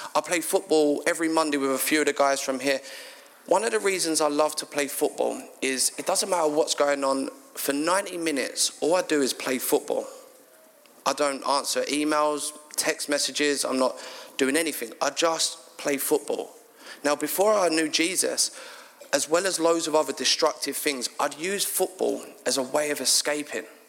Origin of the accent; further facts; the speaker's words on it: London, United Kingdom; moved away as an adult; now in Sidcup, United Kingdom; I'm actually from South London, a place called Bermondsey.